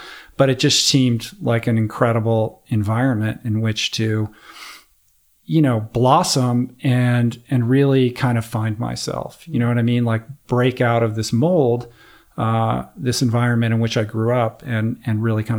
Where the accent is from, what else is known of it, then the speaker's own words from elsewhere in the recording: East Coast, United States; You know, sunny California. I grew up on the East Coast.